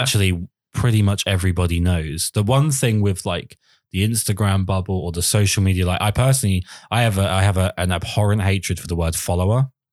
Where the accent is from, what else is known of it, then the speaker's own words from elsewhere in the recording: United Kingdom; I'm British